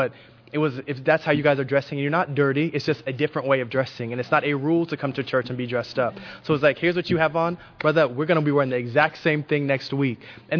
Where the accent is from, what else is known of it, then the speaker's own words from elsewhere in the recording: Houston, Texas, United States; I grew up in Houston. I actually taught here for 2 years in Fondren.